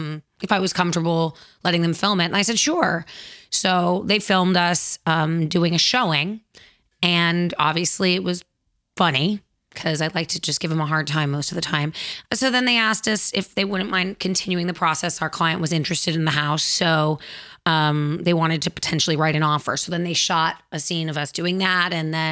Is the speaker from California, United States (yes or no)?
yes; Los Angeles, California, United States; I grew up in the Valley